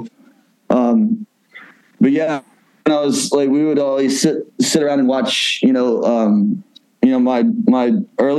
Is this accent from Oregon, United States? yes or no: no; Oxford, Mississippi, United States; Ole Miss, which is like in my hometown